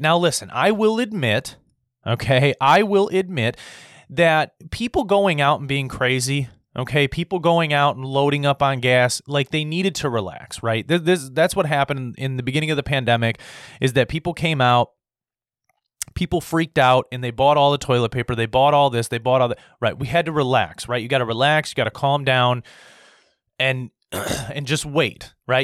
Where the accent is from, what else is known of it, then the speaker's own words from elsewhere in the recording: United States; as an American